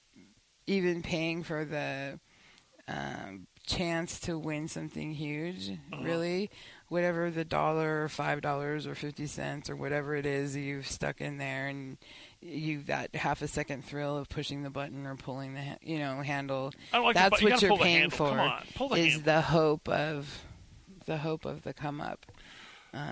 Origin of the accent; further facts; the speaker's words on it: Nevada, United States; moved away; I'm from Nevada.